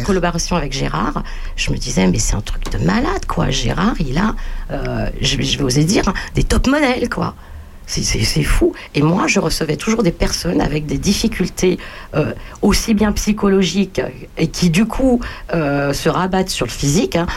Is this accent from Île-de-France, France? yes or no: yes; Bagneux, Île-de-France, France; je suis né à Bagneux, région parisienne